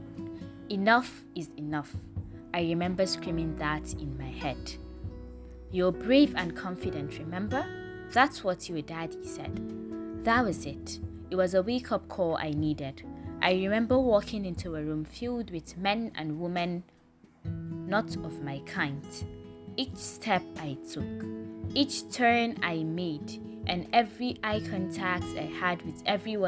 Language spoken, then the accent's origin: English; Northern Nigeria, Nigeria; I am a Northerner.